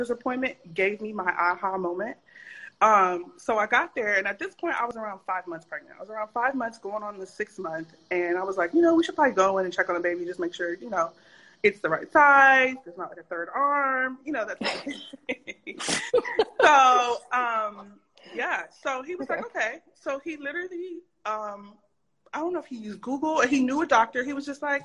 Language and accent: English; Atlanta, Georgia, United States; I'm from Atlanta, Georgia